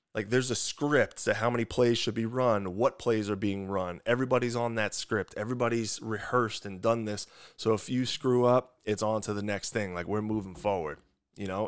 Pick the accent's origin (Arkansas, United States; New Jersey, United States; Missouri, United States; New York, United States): New York, United States; Long Island; accent: thick New York; moved away as an adult; also born or lived in West Lafayette, Indiana; I'm from Long Island, New York